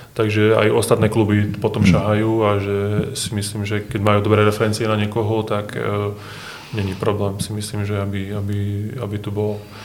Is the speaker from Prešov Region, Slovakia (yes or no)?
yes; Hranovice, Prešov Region, Slovakia; U nás na dedine v Hranovici som bol futbalový brankár